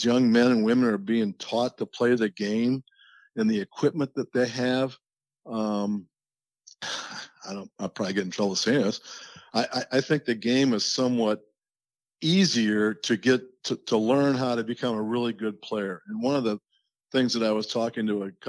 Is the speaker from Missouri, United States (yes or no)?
yes; Westborough, Missouri, United States; Growing up in Westboro with six par threes